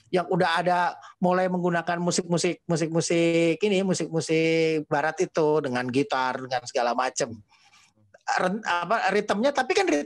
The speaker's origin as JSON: {"language": "Indonesian", "region": "North Sumatra", "country": "Indonesia", "tie": "born or raised there", "said": "saya tinggal di, di di di Sumatera cukup lama, gede di Sumatera uh, dan terpapar banget dengan dengan kesenian itu kesenian uh, Melayu Delhi."}